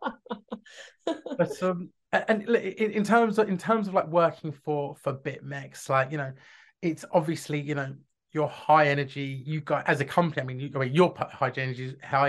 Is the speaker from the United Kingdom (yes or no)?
yes; London, United Kingdom; I grew up in North London